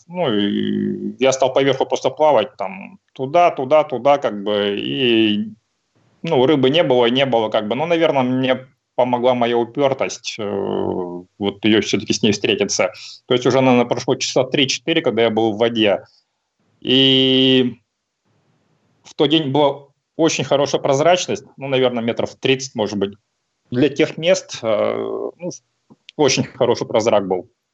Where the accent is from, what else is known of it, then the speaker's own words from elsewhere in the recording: Sakhalin Oblast, Russia; moved away as an adult; now in Vladivostok, Russia; я родом с Сахалина, там родился, прожил какое-то время, а, потом, соответственно, переехал в Владивосток э, на учебу, ну, так здесь и остался